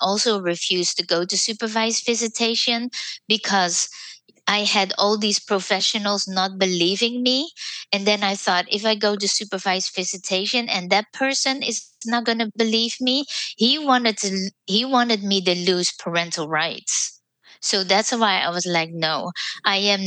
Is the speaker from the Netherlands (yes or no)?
yes; Netherlands; moved away as an adult; now in United States; I was from the Netherlands. I was a nurse, but I couldn't use my diploma in the United States.